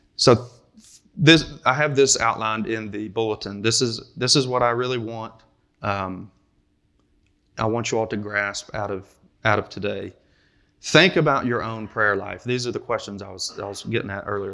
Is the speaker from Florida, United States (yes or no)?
no; Kentucky, United States; I'm from Kentucky, so I say ramble